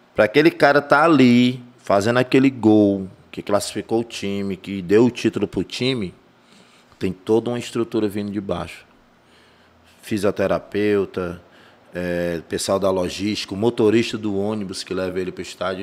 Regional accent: Fortaleza, Ceará, Brazil; now in Maracanaú, Brazil; Eu nasci em Fortaleza, em 83, né? Tenho aí 38 anos já

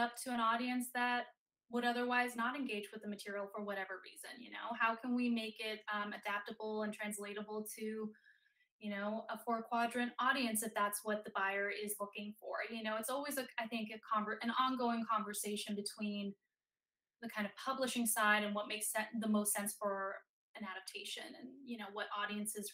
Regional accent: Denmark; moved away as an adult; now in United States; I'm from Denmark originally, so overseas, and growing up, nobody in my family was in Hollywood

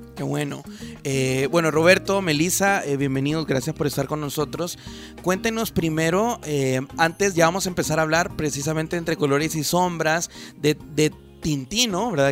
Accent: El Salvador; nosotros como, como salvadoreños, como jóvenes

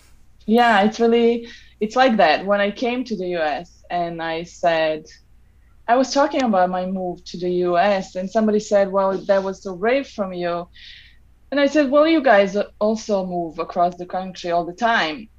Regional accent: Novi Sad, Vojvodina, Serbia; moved away as an adult; also born or lived in New York / Seattle; now in Los Angeles, United States; I'm from Novi Sad, Serbia. I was born here long time ago

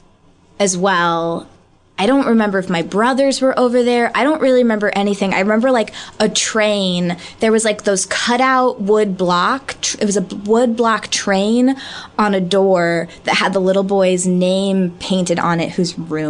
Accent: St. Louis, Missouri, United States; moved away as an adult; also born or lived in Chicago; now in Los Angeles, United States; I'm growing up in St. Louis, Missouri

